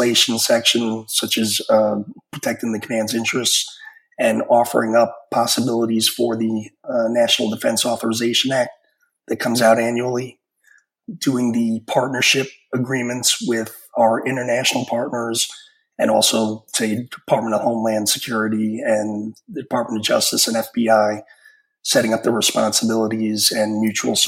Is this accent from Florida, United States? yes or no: no; New York, United States; moved away; I'm a New Yorker from growing up